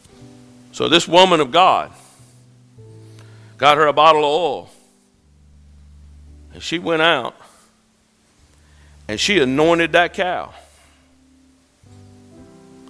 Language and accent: English; Calhoun Falls, South Carolina, United States; I'm from Calhoun Falls